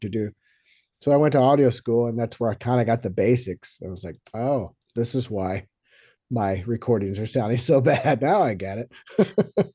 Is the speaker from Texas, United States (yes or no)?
yes; Friendswood, Texas, United States; also born or lived in New York; now in Los Angeles, United States; originally, I grew up in uh, a little town just south of Houston, Texas, called Friendswood.